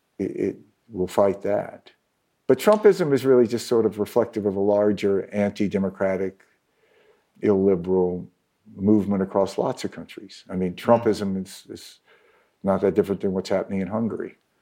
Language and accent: English; Mississippi, United States; So my home state of Mississippi takes down the flag, state flag, which is basically the Confederate battle flag.